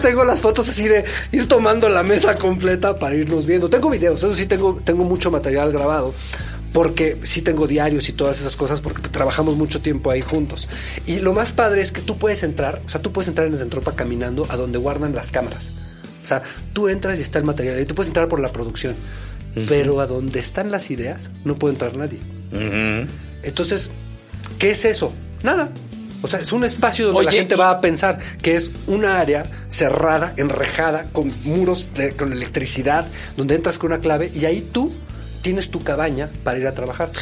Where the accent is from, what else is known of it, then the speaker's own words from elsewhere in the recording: Mexico; soy mexicano, soy director